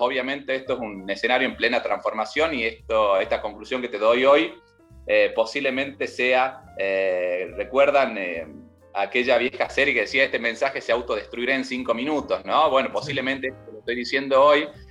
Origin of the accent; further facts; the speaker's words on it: Tucumán, Argentina; moved away as an adult; also born or lived in Buenos Aires; Yo actualmente vivo en Tucumán, en mi provincia, yo soy tucumano